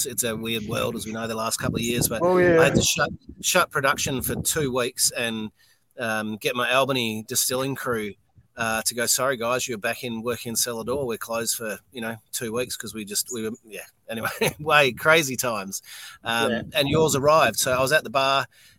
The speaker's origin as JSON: {"language": "English", "region": "Scotland", "country": "United Kingdom", "moved": "yes", "lives_now": "Western Australia, Australia", "said": "being a Scot"}